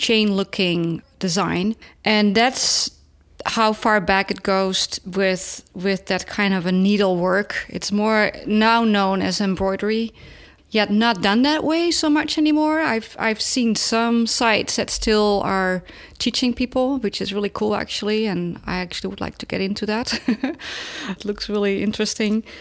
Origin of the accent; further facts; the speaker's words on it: Netherlands; moved away; they found that in my home country